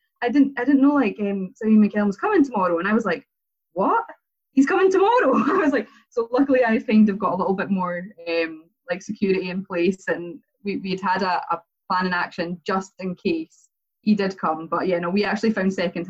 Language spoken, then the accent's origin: English; Perth, Scotland, United Kingdom; moved away as an adult; also born or lived in Dundee / Melbourne; I just actually moved back to Perth. So I'm born and bred in Perth. And I'd been living away for a wee while. I was living in Dundee for a while, Melbourne, loads of major cities. And I came back to Perth